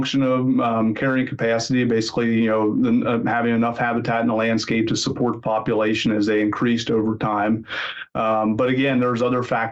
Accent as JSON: {"language": "English", "region": "Pennsylvania", "country": "United States", "tie": "born or raised there", "also_born_or_lived": "Mississippi / Georgia", "moved": "as an adult", "lives_now": "Lincoln, United States", "said": "I grew up in Pennsylvania"}